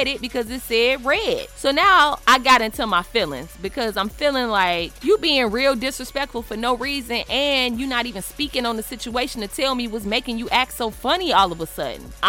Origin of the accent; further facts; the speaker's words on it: Chicago, Illinois, United States; I'm your sister from Chicago